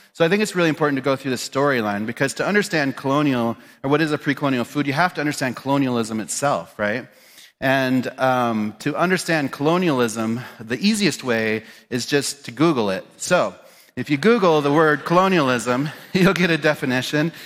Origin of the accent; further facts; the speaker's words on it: Pine Ridge, South Dakota, United States; also born or lived in Spearfish, South Dakota; was born and raised in Pine Ridge in South Dakota